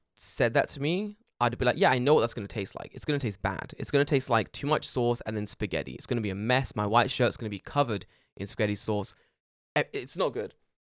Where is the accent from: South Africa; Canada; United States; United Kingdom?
United Kingdom; And I went, I'm British.